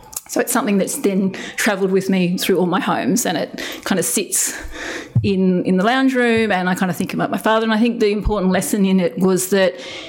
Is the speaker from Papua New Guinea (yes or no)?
yes; Papua New Guinea; And growing up in New Guinea, being the white freckly kid, I was constantly trying to fit in.